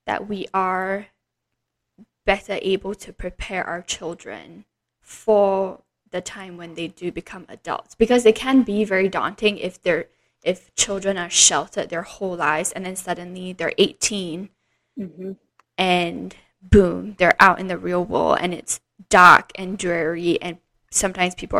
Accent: Singapore; growing up in Singapore, where it is very, very sheltered

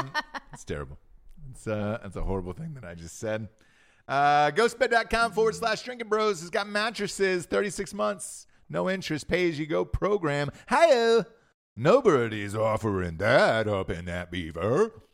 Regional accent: Ireland; And all I could say, what do you want from me? I'm Irish.

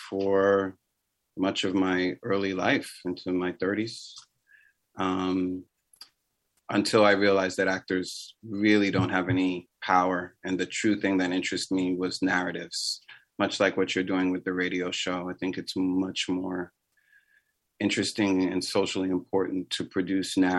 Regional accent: New York City, New York, United States; also born or lived in Riverdale, Bronx / City Island; I am a true New Yorker. I've lived in like 3-4 different areas in the Bronx. Closest area, original area, was Fordham and Walton

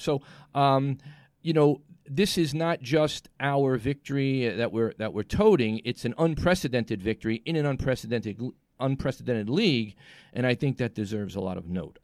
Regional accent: New York City, New York, United States; Tribeca, my hometown

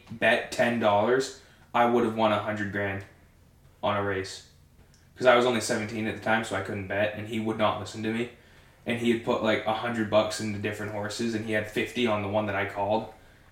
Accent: Oakland, Maine, United States; I'm from Oakland, Maine. I grew up in Oakland, never moved

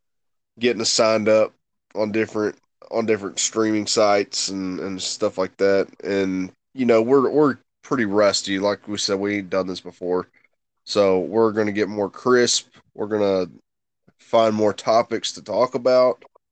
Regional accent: the South, United States; I'm from the South, so we like the brutal, hard-nosed football.

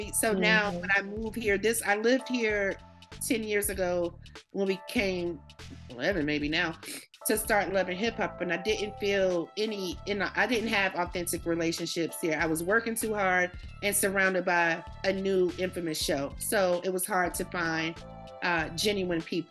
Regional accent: the South, United States; also born or lived in New York; now in Atlanta, United States; I'm from the South

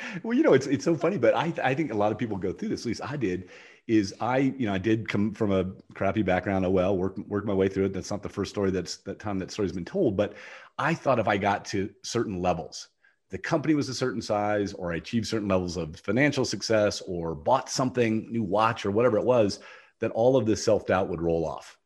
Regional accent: Ohio, United States; moved away as an adult; also born or lived in Jackson; now in Austin, United States; I grew up in Ohio. I don't, I used to live in Ohio. So I've escaped Ohio, but I'm, i go between Austin and Jackson

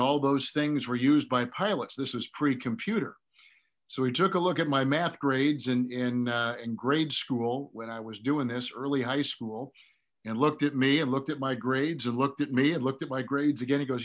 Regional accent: Green Bay, Wisconsin, United States; I wanted to be an airline pilot when I was growing up in Green Bay, Wisconsin

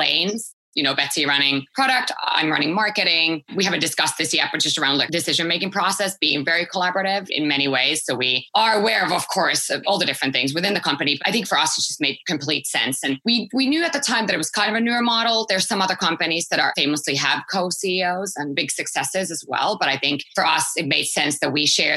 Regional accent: Helsinki, Uusimaa, Finland; moved away; I'm originally from Finland, born and raised in Helsinki.

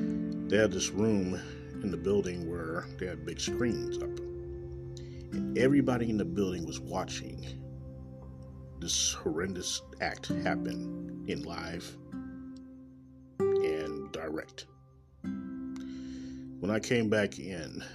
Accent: Kansas City, Missouri, United States; Coming live right from Kansas City, Missouri, my hometown.

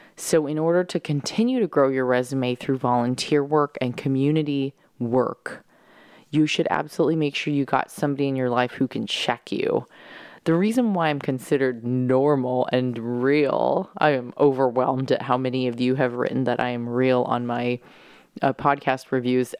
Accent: San Diego, California, United States; now in New York, United States; my bedroom where I grew up in San Diego

